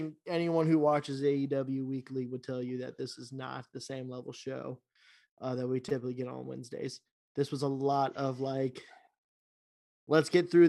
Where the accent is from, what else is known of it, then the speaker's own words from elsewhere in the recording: Canada; I'm Canadian too.